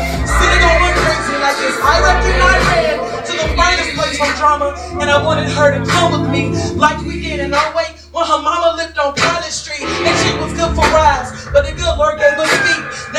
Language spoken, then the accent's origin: English; Durham, North Carolina, United States; I'm from Bull City, North Carolina.